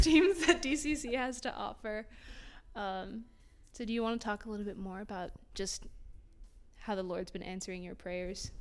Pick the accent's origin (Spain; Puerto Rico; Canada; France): Puerto Rico; first language Spanish; English is a second language; now in Tallahassee, United States; I am Puerto Rican. My first language is Spanish.